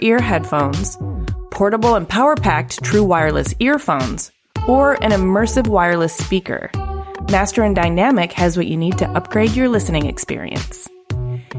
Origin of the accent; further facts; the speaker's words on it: Ypsilanti, Michigan, United States; I grew up in Ypsilanti, yeah. Michigan.